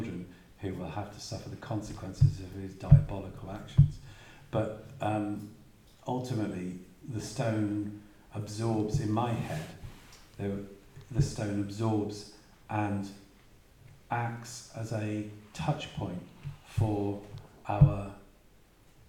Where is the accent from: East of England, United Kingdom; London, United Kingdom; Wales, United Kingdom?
Wales, United Kingdom; moved away as an adult; now in West Cornwall, United Kingdom; I'm from Wales